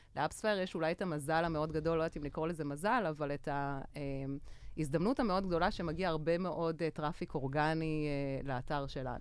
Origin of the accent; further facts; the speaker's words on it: Belgium; moved away as an adult; also born or lived in Tel Aviv, Israel; now in Israel; אני בעצם אה, גדלתי בבלגיה